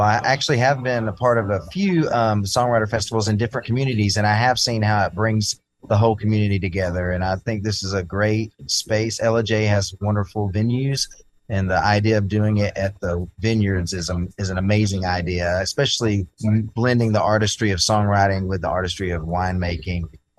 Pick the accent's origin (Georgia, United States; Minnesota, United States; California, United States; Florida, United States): Georgia, United States; North; moved away as an adult; also born or lived in Nashville; I lived in Nashville for 15, but moved back to my hometown because the inspiration there is just ridiculous here in North Georgia.